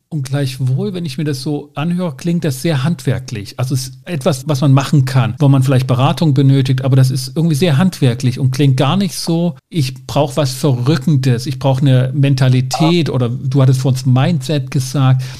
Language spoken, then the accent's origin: German; Ore Mountains, Saxony, Germany; ich komme aus dem Erzgebirge